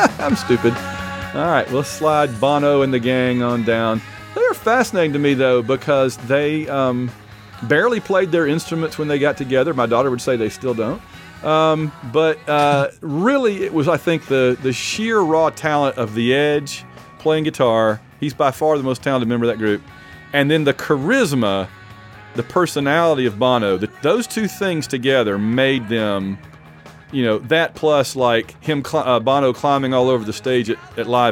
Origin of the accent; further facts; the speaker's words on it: Alabama, United States; I'm from Alabama